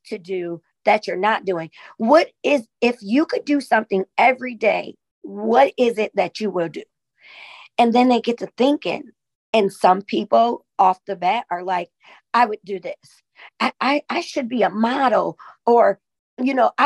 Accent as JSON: {"language": "English", "town": "Sandusky", "region": "Ohio", "country": "United States", "tie": "born or raised there", "said": "being a Black woman in my hometown, Sandusky, Ohio"}